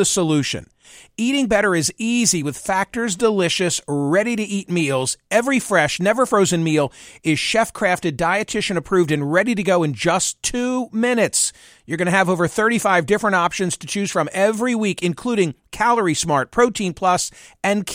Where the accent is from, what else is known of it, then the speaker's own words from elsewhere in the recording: United States; having been born and raised in the United States